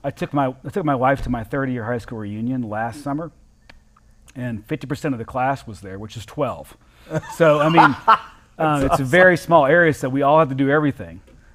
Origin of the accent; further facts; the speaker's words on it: Southern United States, United States; as a Southerner, if it's not, you know, you're going straight to hell